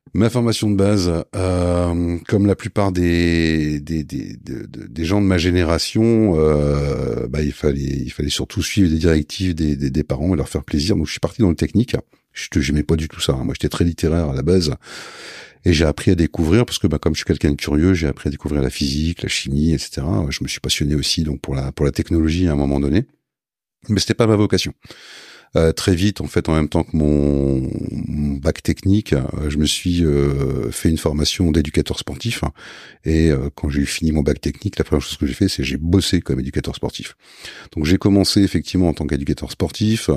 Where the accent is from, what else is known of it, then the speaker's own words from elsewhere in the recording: Lille, Hauts-de-France, France; je suis lillois, euh, lillois à la base.